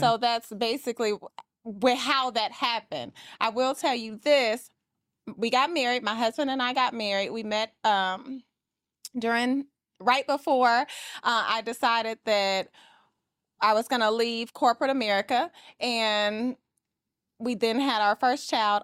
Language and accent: English; Atlanta, Georgia, United States; I am from Atlanta, Georgia, and I am a luxury real estate agent.